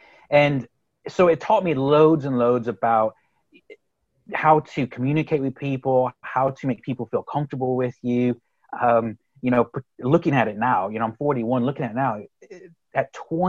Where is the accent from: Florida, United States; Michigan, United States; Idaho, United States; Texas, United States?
Texas, United States; accent: Texas; now in Galway, Ireland; But I'm originally from Texas, believe it or not. I'd like to think my Texas accent has somewhat gone away. But I grew up in Texas, moved to the Republic of Ireland in Galway on the west coast of Ireland